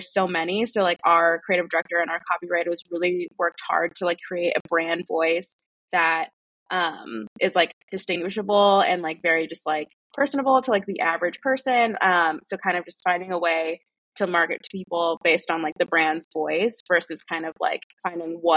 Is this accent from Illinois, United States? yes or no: yes; Chicago, Illinois, United States; moved away as an adult; now in Philadelphia, United States; I'm originally from Chicago